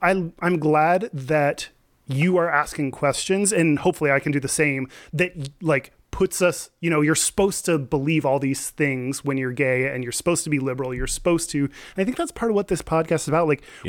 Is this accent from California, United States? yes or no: no; Texas, United States; I grew up in Texas.